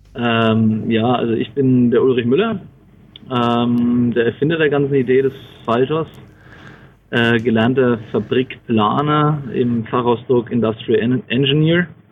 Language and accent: German; Bamberg, Bavaria, Germany; ich komme aus Bamberg